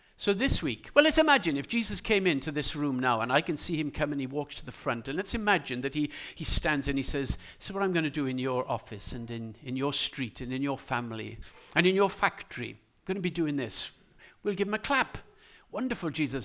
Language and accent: English; Wales, United Kingdom; as a Welsh person, I call them ears